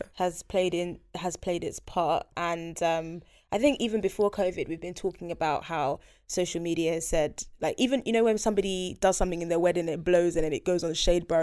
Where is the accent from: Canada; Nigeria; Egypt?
Nigeria; I am Nigerian